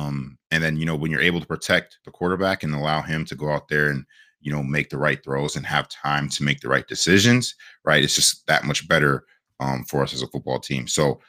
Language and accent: English; Ohio, United States; Just for me being from Ohio, just growing up in Michigan, nah.